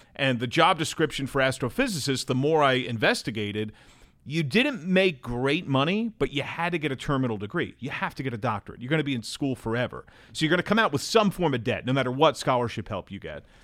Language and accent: English; Brick, New Jersey, United States; moved away as an adult; also born or lived in Manhattan, New York City / Edgewater, New Jersey / Delaware; now in Cincinnati, United States; I grew up in New Jersey